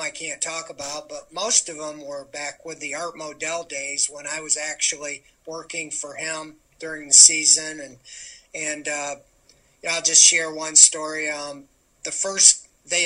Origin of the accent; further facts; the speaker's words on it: Northeast Ohio, United States; I grew up here in Northeast Ohio